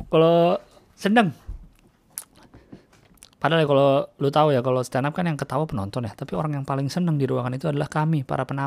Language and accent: Indonesian; Jakarta, Indonesia; Gue dari lahir di Jakarta nggak betah bro.